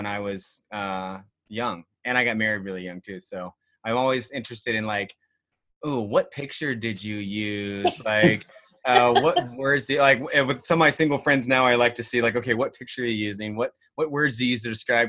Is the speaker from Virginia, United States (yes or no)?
yes; Virginia Beach, Virginia, United States; also born or lived in Carolina; now in Cincinnati, United States; I'm from Virginia Beach in Carolina